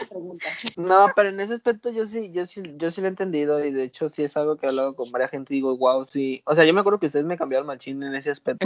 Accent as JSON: {"language": "Spanish", "region": "Sinaloa", "country": "Mexico", "said": "soy de Sinaloa."}